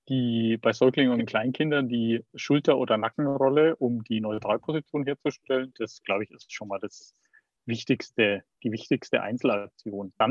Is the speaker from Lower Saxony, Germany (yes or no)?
no; Bavaria, Germany; Aber entscheidend ist, dass du wie ich jetzt mal als Bayer sagen würde, ein gescheites Beatmungsgerät hast.